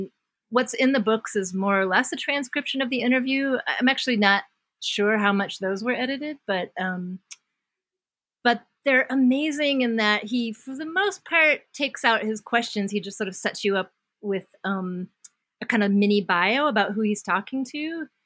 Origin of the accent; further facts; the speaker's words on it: Washington, District of Columbia, United States; I was born in Washington, D.C. in the summer of love